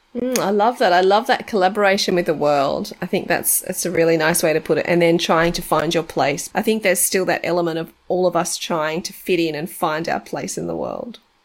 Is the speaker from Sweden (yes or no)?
no; Australia; I was born in Australia, so my mum's Australian